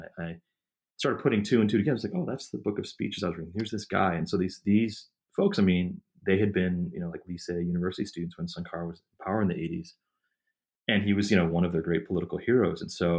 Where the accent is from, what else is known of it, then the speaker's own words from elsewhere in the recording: Midwest, United States; growing up in the Midwest and suburban metropolitan areas